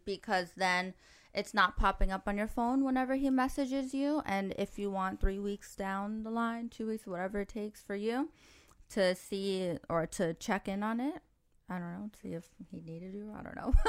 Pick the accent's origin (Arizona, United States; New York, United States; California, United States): New York, United States; moved away as an adult; now in Dubai, United Arab Emirates; I grew up in New York where you can't talk to anybody